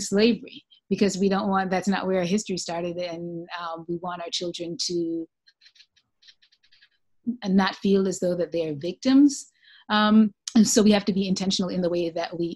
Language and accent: English; Jamaica; I'm from Jamaica